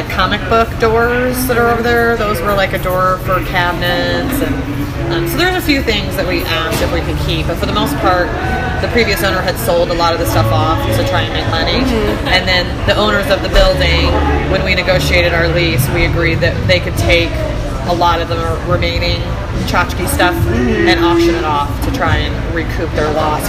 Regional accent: Midwest, United States; I grew up in the Midwest, so they kind of both have a few dishes that are kind of native to the area that I grew up in.

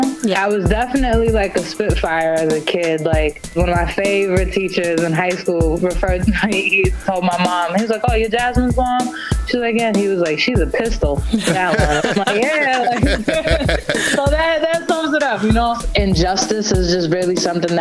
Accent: Taunton, Massachusetts, United States; also born or lived in Brockton, Massachusetts / New York; I am from South Shore, Mass. I'm kind of like Tale of Two Cities. My family is predominantly from Brockton, and they moved to Taunton.

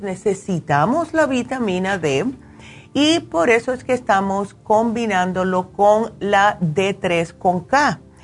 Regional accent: New Jersey, United States; me crié en New Jersey

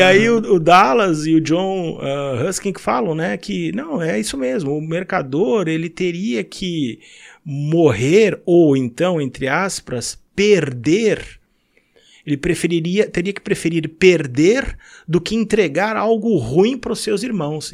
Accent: São Paulo, Brazil; moved away as an adult; Eu, eu nasci em São Paulo, uh, num lar cristão, no bairro da Moca

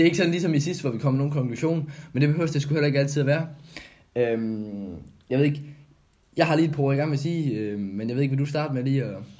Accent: Odense, Southern Denmark, Denmark; moved away; also born or lived in Kolding; hvor jeg er fra jo, det er jo det fynske land, der, der ligger i blodet

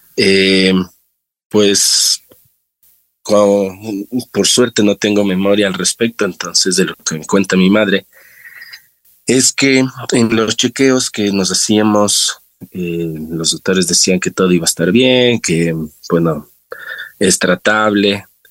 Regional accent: Quito, Pichincha, Ecuador; yo soy de acá de Quito. Eh, nací en el Valle de los Chillos. Eh, crecí igual en Los Chillos

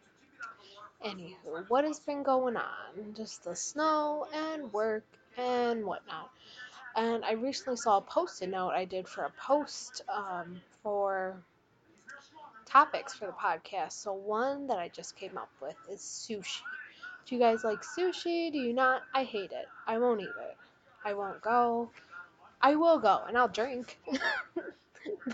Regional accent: Illinois, United States; now in Wisconsin, United States; I'm from Illinois, moved to Wisconsin.

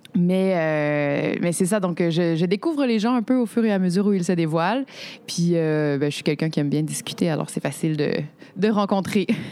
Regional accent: Quebec, Canada; En tant que Québécoise

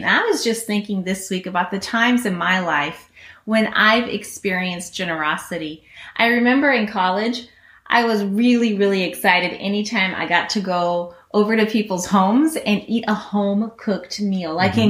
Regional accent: Guinea; I grew up in Guinea, West Africa. Many of you guys know that.

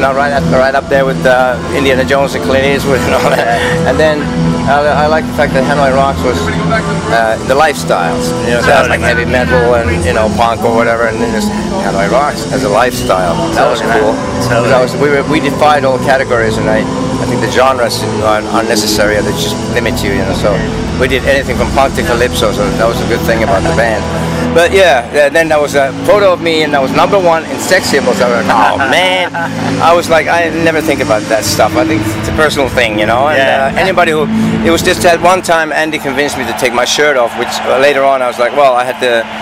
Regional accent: Finland; I grew up in Finland, and I saw a lot of alkies on the streets there

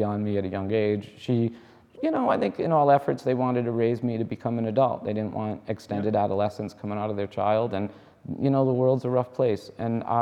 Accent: Rhode Island, United States; moved away; I grew up in Rhode Island

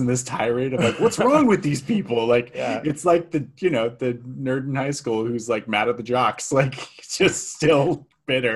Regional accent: Bay Area, California, United States; growing up in the Bay Area

